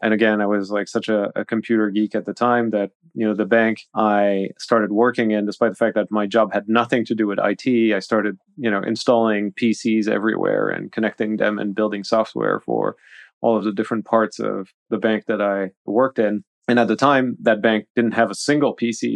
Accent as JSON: {"language": "English", "country": "Switzerland", "tie": "born or raised there", "also_born_or_lived": "Paris, France", "said": "being in Paris at an early age and then moving to Switzerland when, you know, the socialists came to power in France in the eighties"}